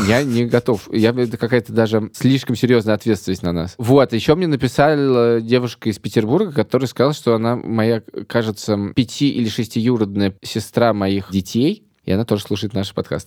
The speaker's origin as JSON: {"language": "Russian", "region": "Riga", "country": "Latvia", "moved": "yes", "lives_now": "Moscow, Russia", "said": "я из Риги"}